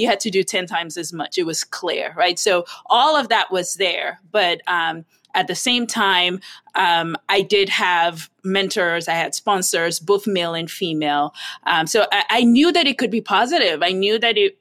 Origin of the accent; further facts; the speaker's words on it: Nigeria; moved away; I grew up in Nigeria